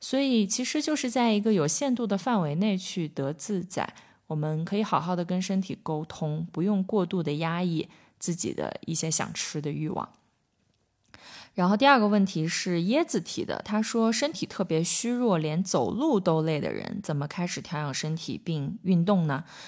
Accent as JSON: {"language": "Chinese", "country": "China", "said": "我们中国人吃饭可能就会觉得吃饭是一件很重要的事情"}